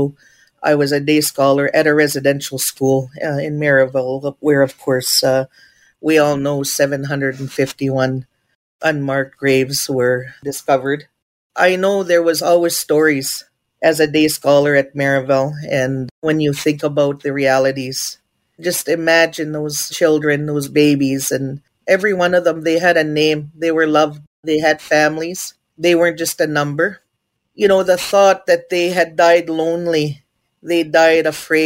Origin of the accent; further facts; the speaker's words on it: Treaty 4 territory First Nation, Saskatchewan, Canada; I'm from Ojibwe's First Nation, from the beautiful unceded, unsurrendered Treaty 4 territory